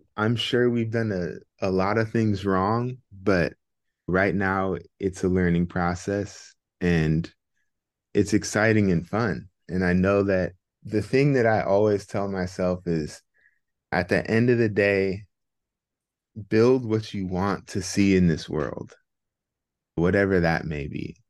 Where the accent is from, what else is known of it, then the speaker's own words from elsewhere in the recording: Bay Area, California, United States; also born or lived in Philadelphia, United States; Yeah, so I was born and raised in the Bay Area. Bay Area native.